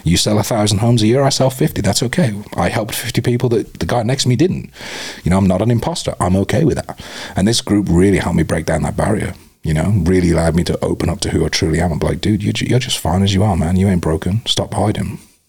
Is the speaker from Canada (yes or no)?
no; Arizona, United States; I'm a stranger from Arizona. I didn't know any of you beforehand.